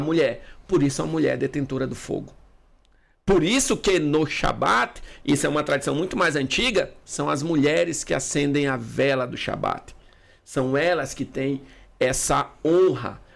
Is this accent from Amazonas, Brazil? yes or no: yes; Manaus, Amazonas, Brazil; eu sou de Manaus